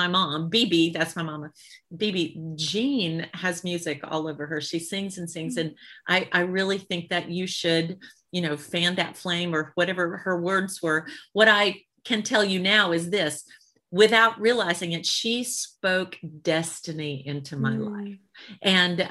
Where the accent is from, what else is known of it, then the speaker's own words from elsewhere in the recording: Birmingham, Alabama, United States; I'm a Southern girl. I'm from Alabama. So I grew up in Birmingham